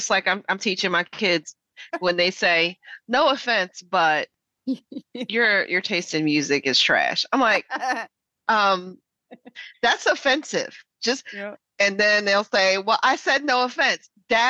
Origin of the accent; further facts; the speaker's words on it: Philadelphia, Pennsylvania, United States; when I say I'm from Philly, I'm from West Philly, I don't really have to give you no more than that.